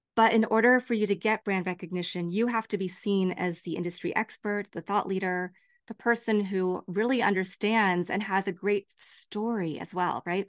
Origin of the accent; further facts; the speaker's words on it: Lawrence, Kansas, United States; now in Los Angeles, United States; growing up in Lawrence, Kansas